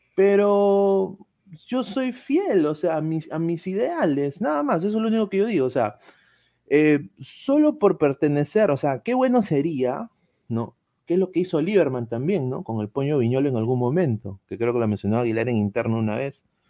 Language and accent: Spanish; Orlando, Florida, United States; moved away; yo crecí en Orlando prácticamente, viví mitad de mi, vida, 16 años, 16 años en Orlando